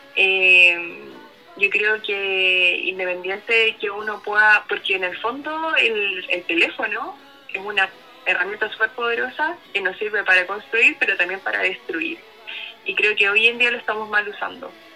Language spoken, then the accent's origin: Spanish; Chile; es parte de nuestra idiosincrasia también como chilenos